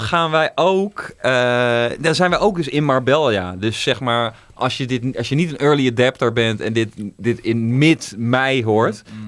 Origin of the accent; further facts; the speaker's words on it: Netherlands; ik ben ook zelf een Nederlander